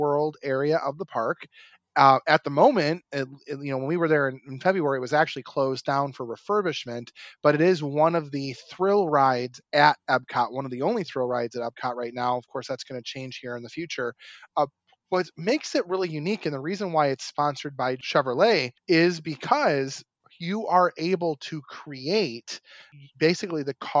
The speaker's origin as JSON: {"language": "English", "town": "Detroit", "region": "Michigan", "country": "United States", "moved": "yes", "lives_now": "Chicago, United States", "said": "we're from Detroit"}